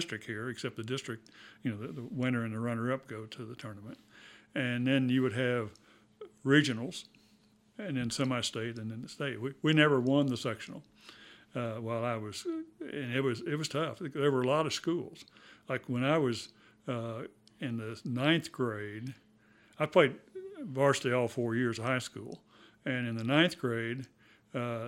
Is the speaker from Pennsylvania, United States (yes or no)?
no; Rising Sun, Indiana, United States; moved away as an adult; when I was growing up in Rising Sun, we didn't have much of a television